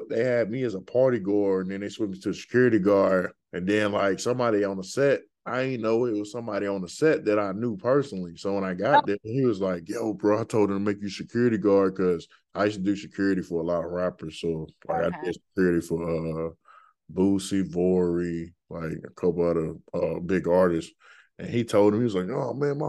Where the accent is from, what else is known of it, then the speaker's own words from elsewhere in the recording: Birmingham, Alabama, United States; my hometown, just like that, Birmingham, Alabama.